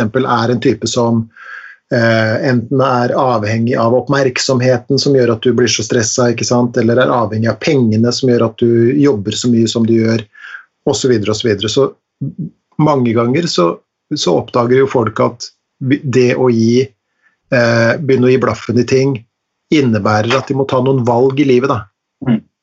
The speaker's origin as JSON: {"language": "Norwegian", "town": "Langesund", "region": "Telemark", "country": "Norway", "tie": "born or raised there", "said": "på fjorden i Langesund der jeg vokste opp"}